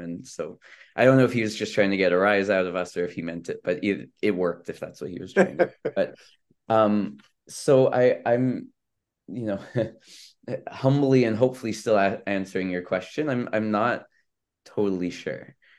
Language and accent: English; Vancouver, British Columbia, Canada; moved away as an adult; also born or lived in Israel; I grew up in Vancouver, B C, um, and so, uh, you know, I came here as an international student